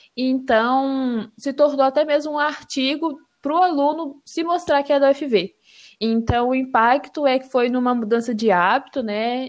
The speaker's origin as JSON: {"language": "Portuguese", "town": "Serra", "region": "Espírito Santo", "country": "Brazil", "tie": "born or raised there", "moved": "as an adult", "lives_now": "Viçosa, Brazil", "said": "sou natural de Serra, no Espírito Santo"}